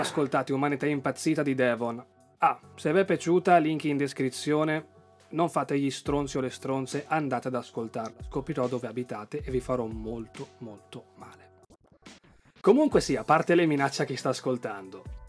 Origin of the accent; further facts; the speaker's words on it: Lake Garda area, Lombardy, Italy; delle mie parti del lago di Garda